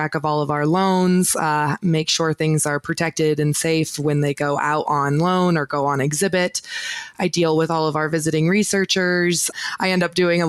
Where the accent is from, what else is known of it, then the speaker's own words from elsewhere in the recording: Oregon, United States; moved away as an adult; also born or lived in Utah; now in Bozeman, United States; I was born in Utah, actually, but I moved to Oregon when I was about 5